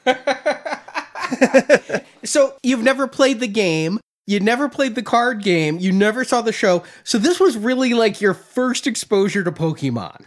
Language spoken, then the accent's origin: English; United States; as a American born and raised